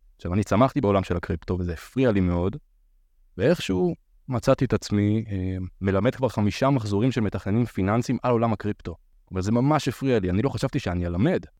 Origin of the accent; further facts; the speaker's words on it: Beersheba, Southern District, Israel; now in Tel Aviv, Israel; אני בן 30, מתל אביב, במקור אני באר שבעי